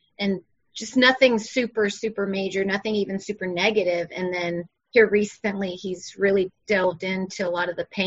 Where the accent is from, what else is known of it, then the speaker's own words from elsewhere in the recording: Blythewood, South Carolina, United States; accent: Southern; also born or lived in Irmo, South Carolina; I'm from Blythewood, South Carolina, which is about 45 minutes from where we live now. My family has been in Blythewood since like the 1700s